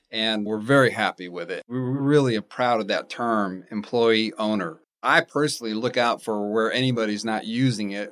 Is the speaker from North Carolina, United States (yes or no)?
yes; Raleigh, North Carolina, United States; moved away as an adult; now in Huntsville, United States; I'm from Raleigh, North Carolina